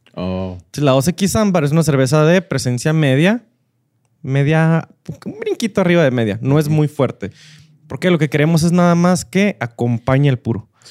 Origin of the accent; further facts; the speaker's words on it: northern Mexico, Mexico; somos muy norteños, muy de carne asada